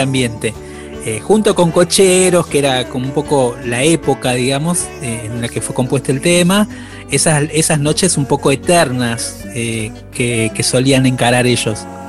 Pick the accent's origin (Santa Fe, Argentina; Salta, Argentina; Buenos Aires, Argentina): Buenos Aires, Argentina; soy hijo de salteños, nací en Buenos Aires, pero soy hijo de, de salteños, toda mi familia es salteña